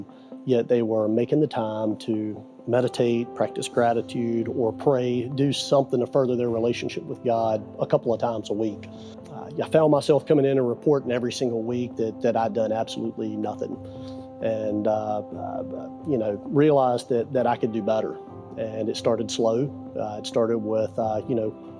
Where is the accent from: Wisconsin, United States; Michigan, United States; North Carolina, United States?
North Carolina, United States; Eastern; moved away as an adult; now in Tampa, United States; I'm from Eastern North Carolina, moved to Tampa 10 years ago